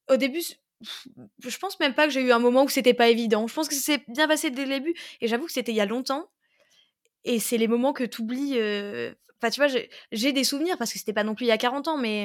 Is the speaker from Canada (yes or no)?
no; Pange, Grand Est, France; je viens de Pange, mais euh, c'est vrai que j'ai tendance à dire Metz parce que c'est la grande ville qui est à côté.